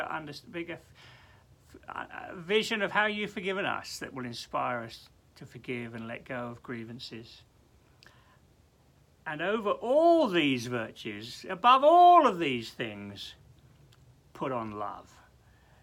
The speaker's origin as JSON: {"language": "English", "region": "England", "country": "United Kingdom", "said": "we're English"}